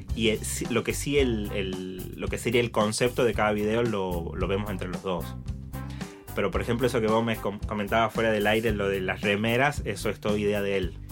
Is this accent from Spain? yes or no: no; Tucumán, Argentina; cantaba en peñas y cantaba en bares ahí en Tucumán, en mi pueblo